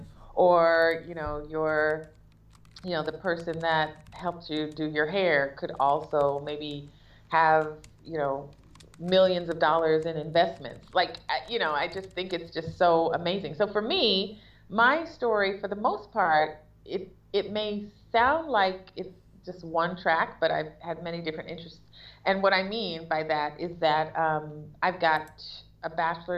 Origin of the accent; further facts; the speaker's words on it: Huntsville, Alabama, United States; moved away as an adult; also born or lived in Taiwan / Jamaica; I'm from Huntsville, Alabama